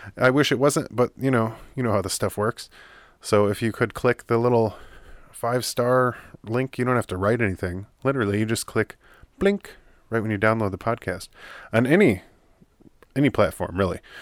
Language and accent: English; United States; as an American